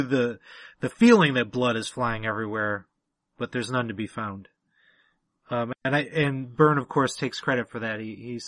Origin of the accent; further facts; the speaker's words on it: Detroit, Michigan, United States; I grew up in Detroit, and I had a lot of black friends as a kid